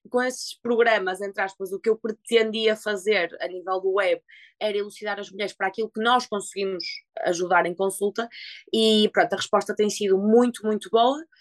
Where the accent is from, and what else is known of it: Portugal; moved away